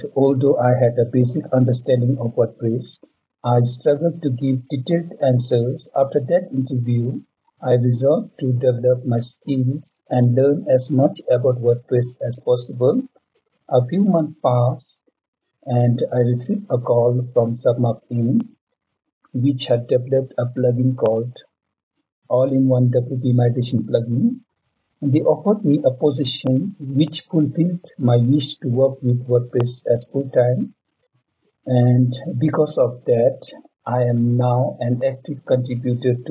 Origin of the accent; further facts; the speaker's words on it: Bhutan; I'm from Bhutan